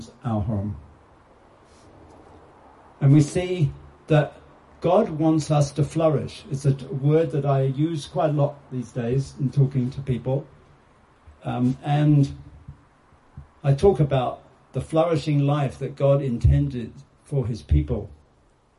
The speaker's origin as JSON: {"language": "English", "country": "United Kingdom", "said": "I'm British"}